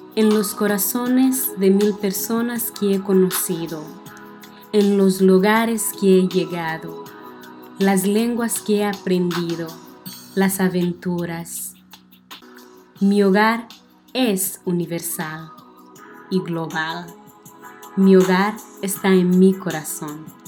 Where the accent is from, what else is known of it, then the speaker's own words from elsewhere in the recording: northern Mozambique, Mozambique; Spanish is a second language; moved away as an adult; now in Missouri, United States; He nacido el 28 de febrero de 1996 en una pequeña ciudad del norte de Mozambique, en sur de África